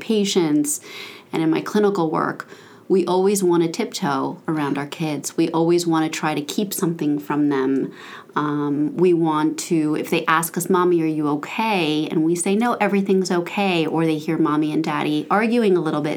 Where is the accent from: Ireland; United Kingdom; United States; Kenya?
United States; Aventura, Florida; this is where I grew up in Aventura